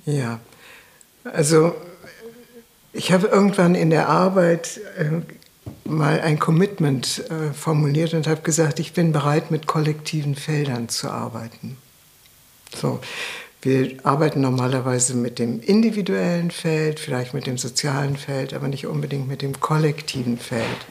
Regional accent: Germany; als Deutsche leben wir in der deutschen Kultur

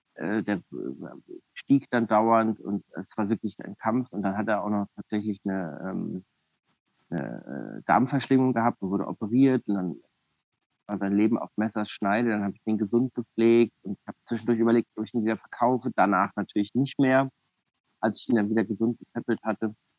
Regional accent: Frankfurt, Hesse, Germany; an sich bin ich Frankfurter und da geboren und aufgewachsen

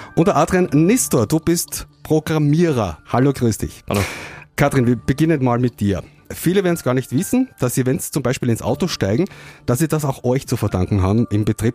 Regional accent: Styria, Austria; Bei uns in der Steiermark werden die Roboter gebaut

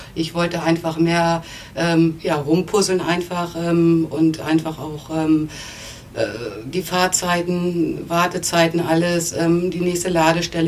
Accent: Neustadt am Rübenberge, Lower Saxony, Germany; in Neustadt am Rübenberge, das ist ähm, eine Kleinstadt bei Hannover. Ähm, auch mit ähm, ein bisschen landschaftlichen Flair, also nicht typisch Stadt. Und ähm, für mich ist es eine tolle Stadt gewesen zum Aufwachsen.

